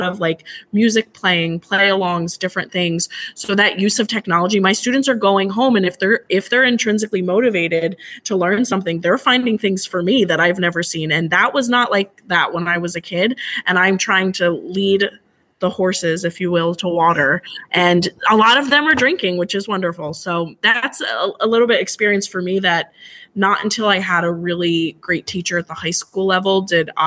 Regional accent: Mercer County, New Jersey, United States; moved away as an adult; now in Union County, United States; I live up here in Union County and I grew up down in Mercer County

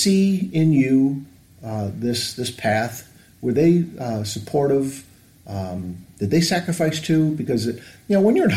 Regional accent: Northville, Michigan, United States; I grew up in Northville

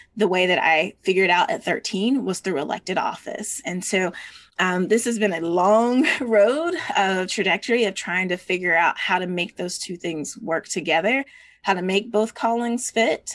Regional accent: Georgia, United States; as a Georgian and as a Southerner

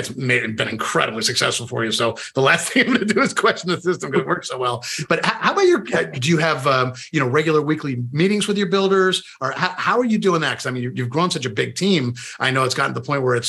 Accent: Northeast, United States; now in Florida, United States; I grew up in the Northeast

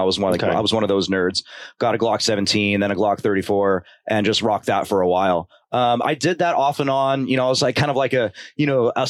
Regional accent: Porterville, California, United States; I'm born and raised in California.

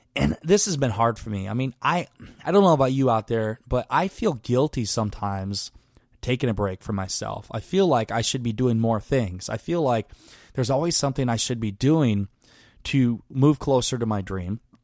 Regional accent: Garnavillo, Iowa, United States; moved away; my hometown of Garneville, Iowa

